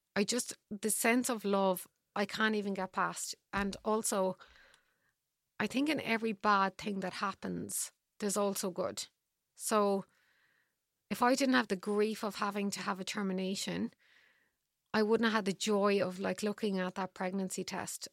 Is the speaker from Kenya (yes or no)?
no; Ireland; I'm Irish.